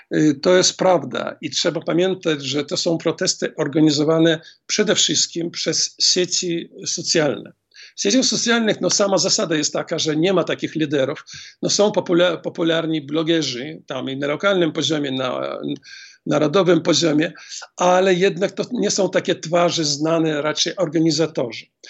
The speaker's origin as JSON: {"language": "Polish", "town": "Grodno", "region": "Grodno Region", "country": "Belarus", "said": "Grodno, skąd jestem."}